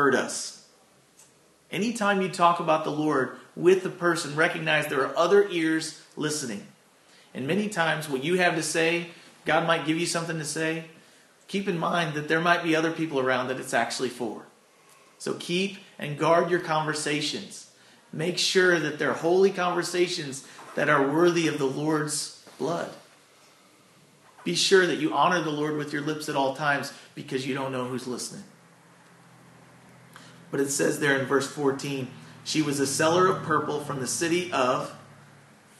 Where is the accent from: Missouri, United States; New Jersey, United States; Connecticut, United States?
Missouri, United States; Doe Run; also born or lived in Chicago, Illinois / Farmington, Missouri; now in Arcadia Valley, United States; I'm kind of a transplant. I consider being from here.